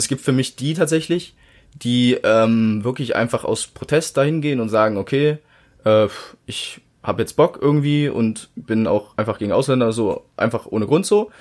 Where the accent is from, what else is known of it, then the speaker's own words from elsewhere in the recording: Germany; seit 19, 18 Jahren bin ich hier in Deutschland aufgewachsen